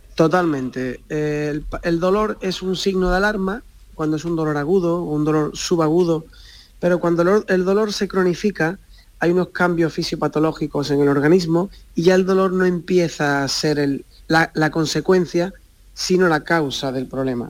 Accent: Barbate, Andalusia, Spain; moved away as an adult; now in Cádiz, Spain; yo soy de Barbate, eh, me he criado allí en, Barbate

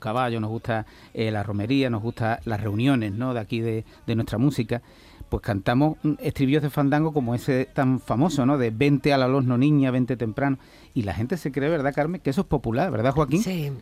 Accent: Huelva, Andalusia, Spain; mi paisano Arcángel, o yo su paisano, somos de Huerva

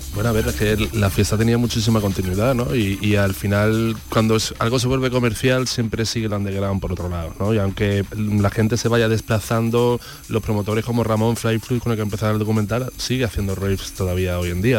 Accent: Andalusia, Spain; ha formado mucho parte de nuestra identidad, ¿no? Como andaluces

